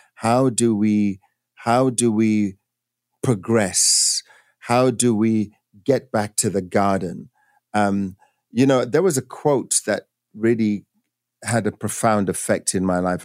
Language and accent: English; England, United Kingdom; moved away as an adult; now in United States; growing up in England